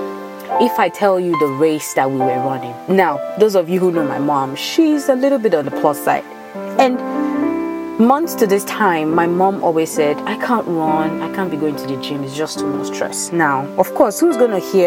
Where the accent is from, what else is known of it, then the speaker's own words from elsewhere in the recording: Nigeria; moved away; also born or lived in Ibadan, Nigeria; I grew up in Nigeria, so a lot of my stories, some might tie back to my time spent in Ibadan or in any other state in Nigeria.